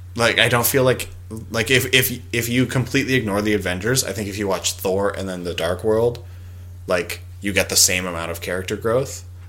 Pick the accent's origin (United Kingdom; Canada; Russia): Canada; Alberta; I'm from Alberta